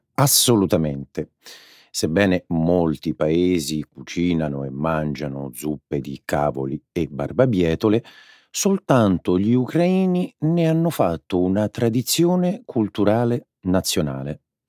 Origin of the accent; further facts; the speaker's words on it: Rome, Lazio, Italy; Io sono romano